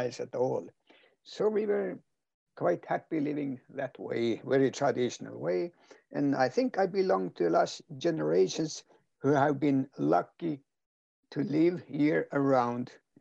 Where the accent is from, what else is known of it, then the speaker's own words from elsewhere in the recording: Kautokeino, Finnmark, Norway; first language Northern Sami; English is a second language; I was born in the village here in the hospital, but I was grown up in a reindeer herding family, a nomad family